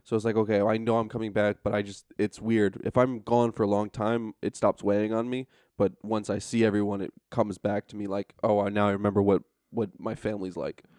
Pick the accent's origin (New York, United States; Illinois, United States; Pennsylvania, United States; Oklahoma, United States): New York, United States; upstate; moved away as an adult; also born or lived in Frankfurt / Istanbul / Washington, D.C.; now in Tallinn, Estonia; I'm from upstate, so we're three hours north. So if you drove from Tallanatartu, it's about as far as N Y C north to my hometown